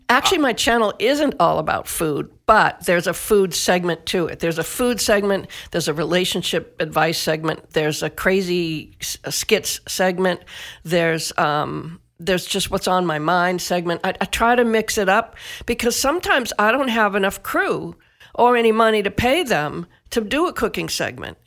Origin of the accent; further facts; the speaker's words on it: Northeast Massachusetts, United States; I grew up in Northeast Massachusetts in a mill town